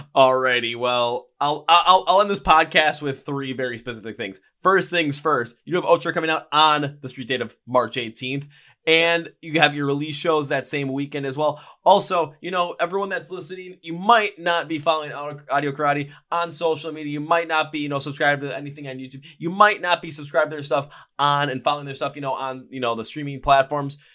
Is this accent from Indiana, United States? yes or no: no; Milwaukee, Wisconsin, United States; I am from Milwaukee